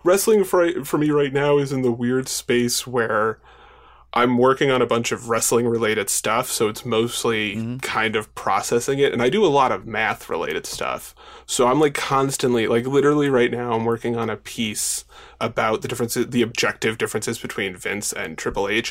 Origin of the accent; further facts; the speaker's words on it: Long Island, New York, United States; I grew up on Long Island. I still live on Long Island